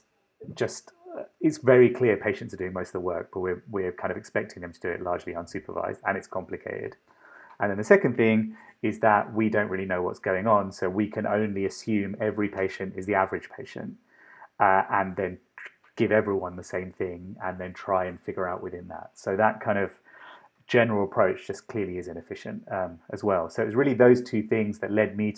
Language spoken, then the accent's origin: English; London, United Kingdom; moved away as an adult; also born or lived in Sri Lanka; now in Boston, United States; the accent and a lot of my sensibilities, I suppose, come from London. Grew up in London